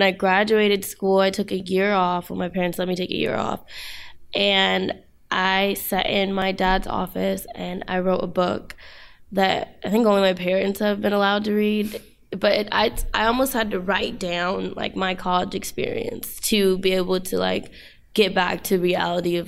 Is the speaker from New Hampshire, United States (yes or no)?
no; Los Angeles, California, United States; also born or lived in Hampton, Virginia; I'm from Los Angeles, California.